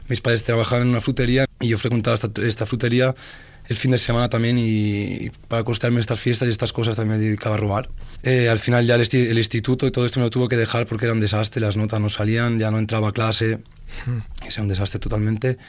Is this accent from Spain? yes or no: yes; Oliva, Valencian Community, Spain; vengo de un pueblo de Valencia que se llama Oliva